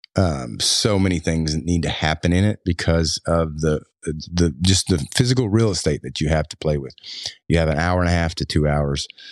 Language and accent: English; Floyd County, Kentucky, United States; I grew up in Floyd County